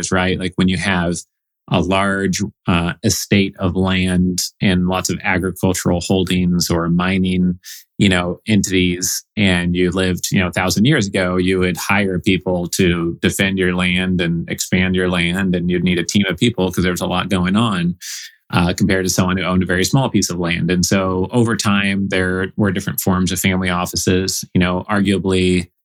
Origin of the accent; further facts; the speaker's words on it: Oregon, United States; moved away as an adult; also born or lived in Evanston, Illinois / Boston; I grew up in Oregon.